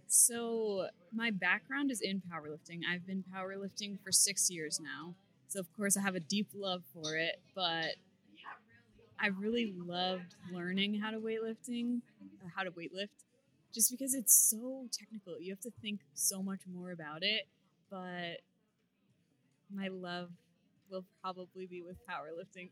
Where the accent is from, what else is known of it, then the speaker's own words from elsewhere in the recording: Beverly, Massachusetts, United States; I am from Beverly, Massachusetts, where I still reside